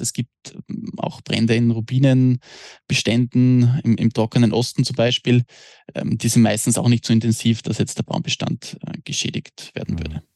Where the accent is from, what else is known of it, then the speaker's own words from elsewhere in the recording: Austria; bei uns in Österreich